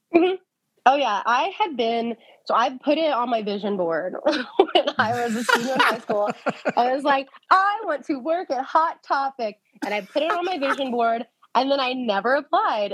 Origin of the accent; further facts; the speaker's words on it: Texas, United States; I'm from Texas.